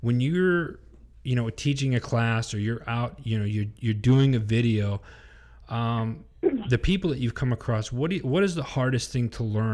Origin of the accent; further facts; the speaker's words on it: Wisconsin, United States; I'm from the Midwest. I grew up in Wisconsin.